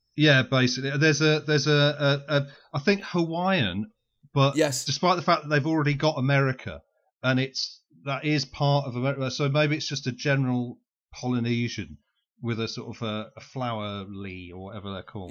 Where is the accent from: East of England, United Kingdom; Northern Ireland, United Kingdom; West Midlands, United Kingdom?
West Midlands, United Kingdom; I'm from the West Midlands